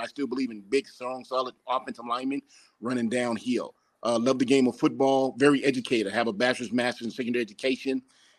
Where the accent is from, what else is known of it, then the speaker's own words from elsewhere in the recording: Albuquerque, New Mexico, United States; my hometown of Albuquerque, New Mexico